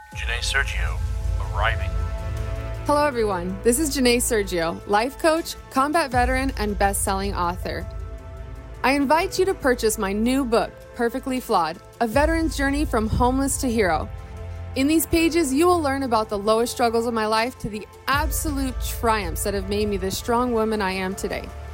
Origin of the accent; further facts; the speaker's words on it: South Wales, United Kingdom; growing up in South Wales